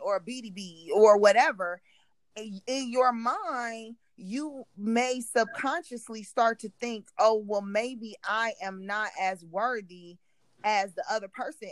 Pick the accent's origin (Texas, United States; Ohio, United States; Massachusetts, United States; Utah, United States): Ohio, United States; Cleveland; we grew up in Cleveland